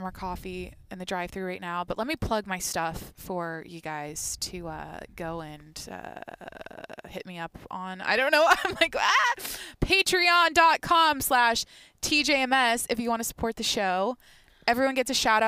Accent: Skagit Valley, Washington, United States; we grew up in the Skagit Valley here

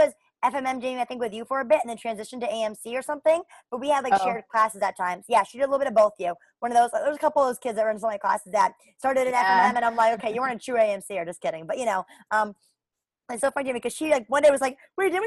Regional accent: Burlington, Vermont, United States; I'm from Burlington, Vermont

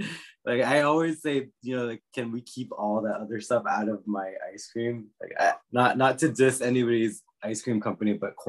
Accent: Washington, District of Columbia, United States; And I think that's because I grew up in the Washington, D.C. area.

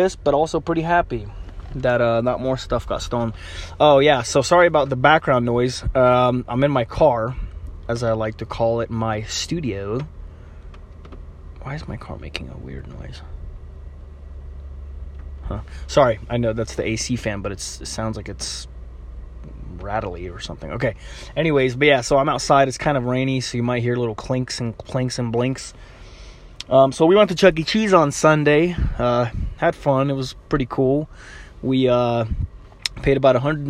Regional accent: Ukraine; moved away; I'm Ukrainian. Not that that means anything, but, you know, I'm not from here, technically. I was born in Ukraine.

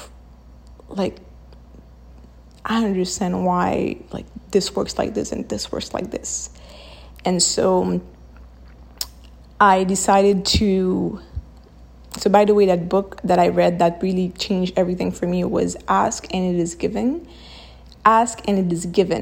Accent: Haiti; I'm from Haiti

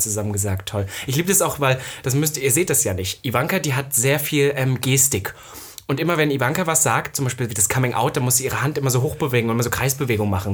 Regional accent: Saxony-Anhalt, Germany; ich komme ja aus Ostdeutschland

